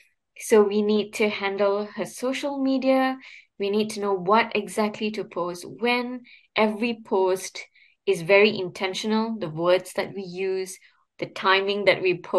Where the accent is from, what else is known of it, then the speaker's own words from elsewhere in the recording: Ipoh, Perak, Malaysia; moved away; I'm from Ipoh. So I went back to Ipoh to spend time with my parents